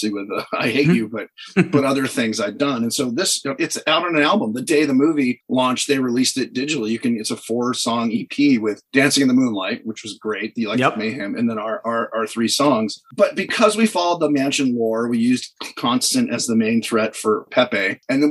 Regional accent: Los Angeles, California, United States; I grew up near Disney or, you know, in L.A. So I went to Disneyland all the time

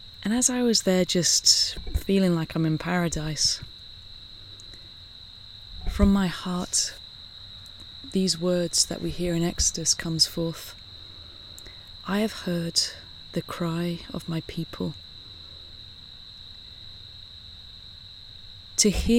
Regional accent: Southampton, South East England, United Kingdom; now in San Francisco, United States; I grew up in England. I grew up, you know, in this island. I grew up very close to the water. Southampton is right on the sea.

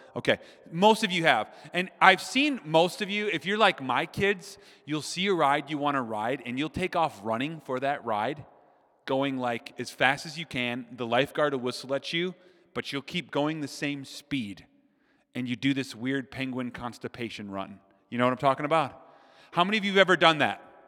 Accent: Minnesota, United States; I'm from Minnesota

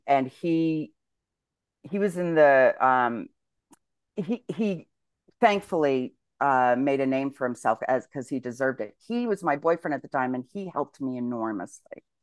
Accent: United States; moved away as an adult; I'm an American

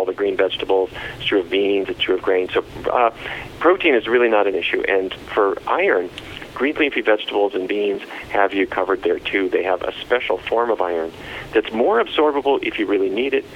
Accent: Fargo, North Dakota, United States; when I was a kid growing up in Fargo, North Dakota

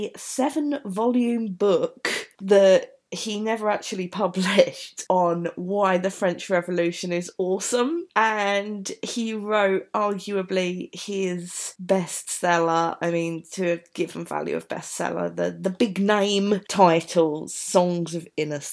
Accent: London, United Kingdom; As you can tell from my accent, I am from South London

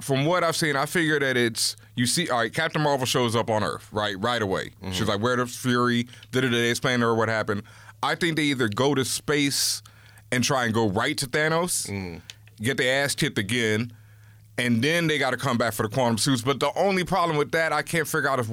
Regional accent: Houston, Texas, United States; I'm from Houston

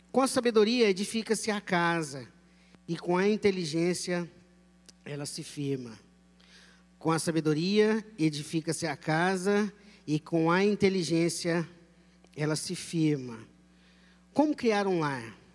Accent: Minas Gerais, Brazil; Pipoca, doce, pamonha, cuscuz, piqui, pão de queijo, né, uai, sou mineirinha

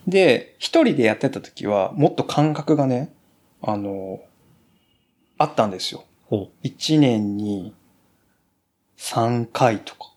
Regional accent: Kumamoto, Japan; 熊本生まれの四十歳の中年

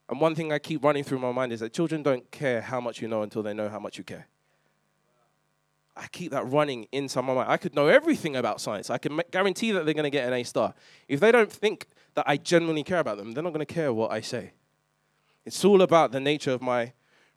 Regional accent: London, United Kingdom; I grew up in East London

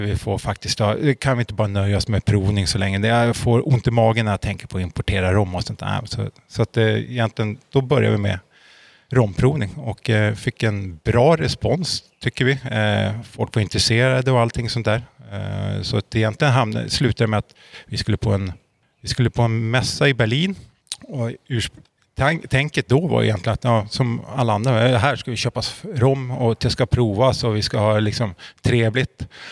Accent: Uppsala, Uppsala County, Sweden; moved away as an adult; now in Norrköping, Sweden; Född och uppvuxen i Uppsala. Flyttade hit till Norrköping för tre år sedan

